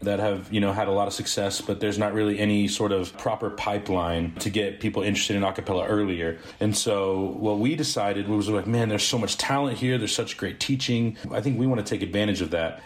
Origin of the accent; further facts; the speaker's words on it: Springfield, Missouri, United States; we're from Springfield, Missouri